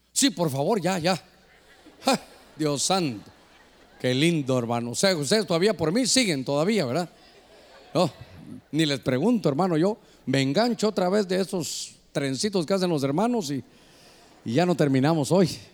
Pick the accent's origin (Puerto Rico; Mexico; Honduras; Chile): Honduras; north coast; para nosotros como hondureños aquí de la costa norte